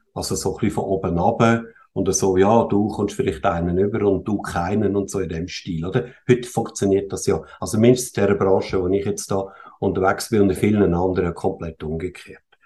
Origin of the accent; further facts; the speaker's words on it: Switzerland; ich bin in der Schweiz geboren und mhm. aufgewachsen. Meine Eltern kommen zwar aus Österreich ursprünglich